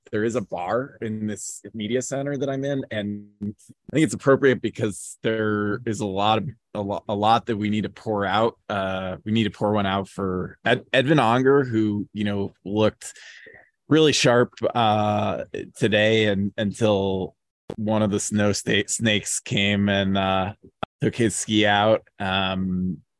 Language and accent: English; United States; as an American